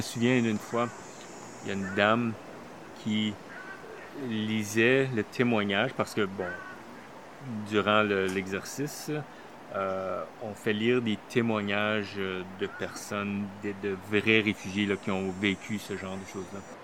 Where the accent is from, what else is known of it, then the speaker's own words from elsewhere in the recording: Manitoba, Canada; moved away as an adult; also born or lived in Toronto; now in Montreal, Canada; je suis originaire du Manitoba d'un petit village euh, francophone